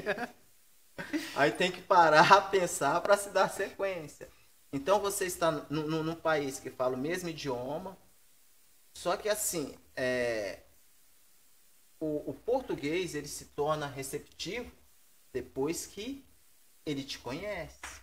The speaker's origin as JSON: {"language": "Portuguese", "region": "Minas Gerais", "country": "Brazil", "also_born_or_lived": "Rio de Janeiro", "moved": "yes", "lives_now": "São Paulo, Brazil", "said": "meu sonho era voltar para Minas"}